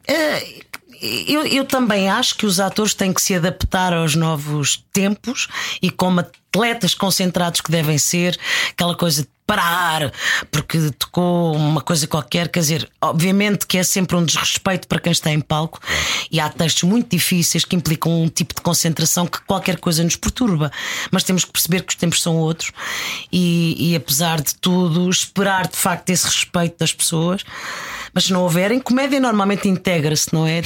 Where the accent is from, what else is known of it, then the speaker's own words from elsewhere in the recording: Lisbon, Portugal; also born or lived in Mozambique; nasci em Moçambique, vim com dois aninhos e fomos viver para o, para o bairro da Graça.